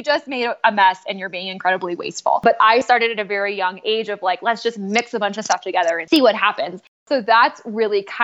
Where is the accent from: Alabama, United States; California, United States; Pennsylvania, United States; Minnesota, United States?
California, United States; I'm from California